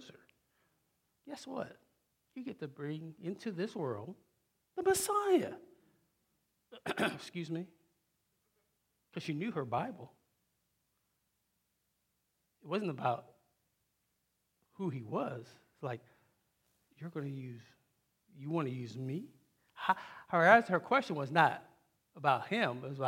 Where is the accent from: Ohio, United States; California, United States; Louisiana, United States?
Ohio, United States; Wilmington